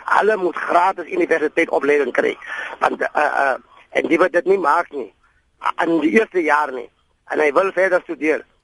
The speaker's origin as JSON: {"language": "Afrikaans", "country": "Namibia", "said": "ek is ek is van Namibia"}